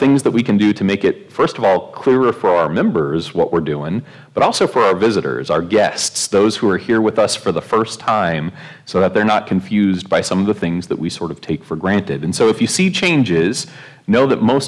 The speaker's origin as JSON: {"language": "English", "region": "Oregon", "country": "United States", "tie": "born or raised there", "said": "growing up in Oregon"}